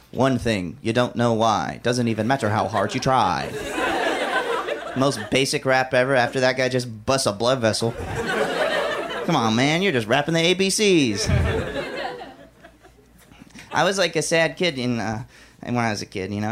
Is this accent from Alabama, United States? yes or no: yes; Alabama, United States; I'm from Alabama, and those are two of the more interesting things about me. Uh, when I was a kid back in Alabama, um, I was in an emo band.